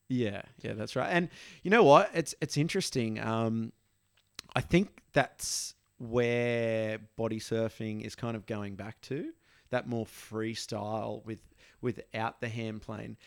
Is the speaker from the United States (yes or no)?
no; Australia